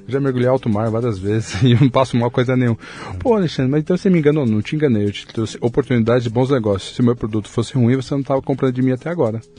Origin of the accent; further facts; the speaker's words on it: São Paulo, Brazil; Eu sou de São Paulo, né? E nasci há 44 anos